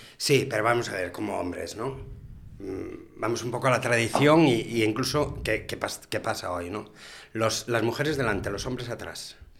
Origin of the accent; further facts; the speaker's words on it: Galicia, Spain; moved away as an adult; now in Gijón, Spain; soy gallego